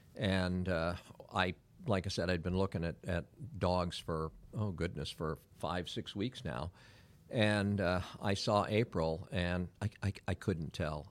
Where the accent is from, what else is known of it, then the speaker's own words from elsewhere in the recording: San Francisco, California, United States; also born or lived in Pacifica, California / Miami, Florida / Weston, Florida; now in Claremont, Florida, United States; born and raised in San Francisco, uh, lived in a community called, uh, Pacifica